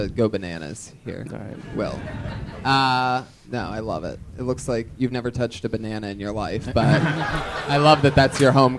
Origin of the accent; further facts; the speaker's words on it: Youngstown, Ohio, United States; The answer is Youngstown, Ohio.